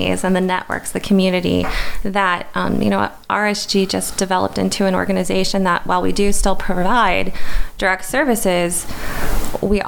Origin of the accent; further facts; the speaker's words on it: Orrville, Ohio, United States; moved away; So I grew up in Oroville, Ohio.